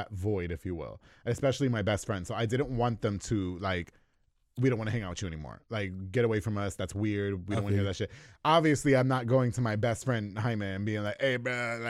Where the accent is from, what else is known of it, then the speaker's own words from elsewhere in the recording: New York, United States; No, I'm from New York. Yeah, okay. I'm New Yorican is what we call it.